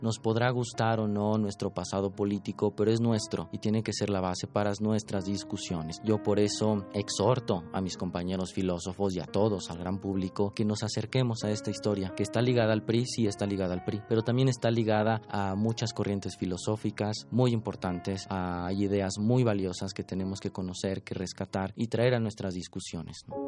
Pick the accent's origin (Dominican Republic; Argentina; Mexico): Mexico; Mexico City; Nací en la Ciudad de México en 1990.